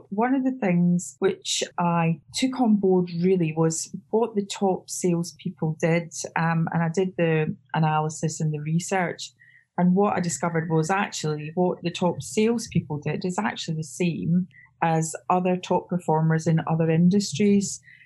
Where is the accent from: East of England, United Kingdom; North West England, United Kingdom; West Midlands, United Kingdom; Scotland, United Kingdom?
Scotland, United Kingdom; also born or lived in Cape Town / Australia / Channel Islands; now in Wiltshire, United Kingdom; I should be in Edinburgh, bearing in mind I'm Scottish, but I'm actually in Wiltshire